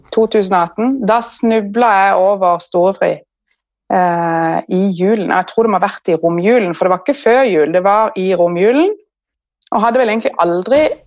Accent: Kristiansand, Agder, Norway; moved away as an adult; now in Asker, Norway

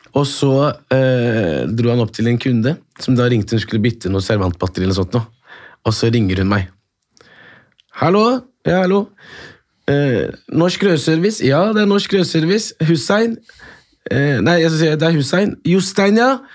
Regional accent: Oslo, Norway; vi vokste opp da på Bislett, så var vi jo eh, tre marokkanske familier

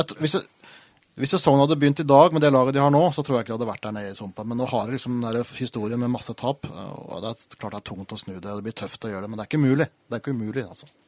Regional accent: Norway; vi er fra Norge

